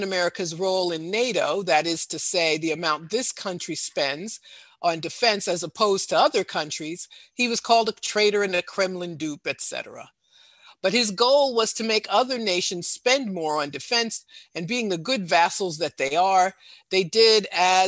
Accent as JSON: {"language": "English", "country": "United States", "said": "I'm a USian"}